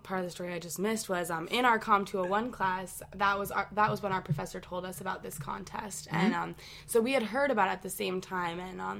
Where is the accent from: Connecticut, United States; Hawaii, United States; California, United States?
Connecticut, United States; moved away as an adult; I'm from Connecticut